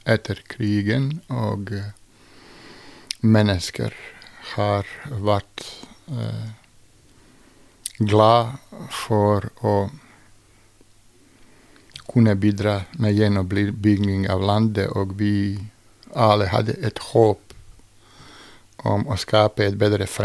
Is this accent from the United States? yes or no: no; Mostar, Federation of Bosnia and Herzegovina, Bosnia & Herzegovina; also born or lived in Sarajevo / Belgrade; Jeg vokste faktisk opp både i Mostar, Sarajevo og i Beograd.